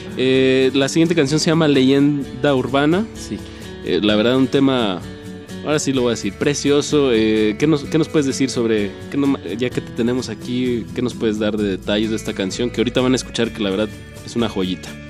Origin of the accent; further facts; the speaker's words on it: Torreón, Coahuila, Mexico; yo soy de Torreón